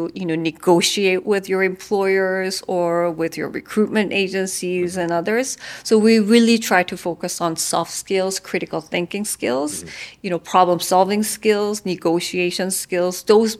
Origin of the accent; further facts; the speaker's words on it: South Korea; now in Vietnam; I'm actually a migrant worker because I'm from Korea. I work in Vietnam.